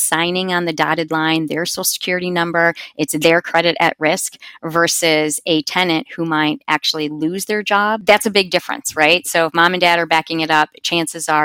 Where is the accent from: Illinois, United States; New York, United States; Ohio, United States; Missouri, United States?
Ohio, United States; Cincinnati; I'm from Cincinnati, Ohio, so I'm a Buckeyes fan